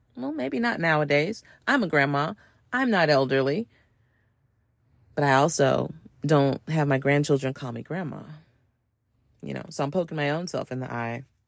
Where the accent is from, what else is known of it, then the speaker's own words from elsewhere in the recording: United States; I'm American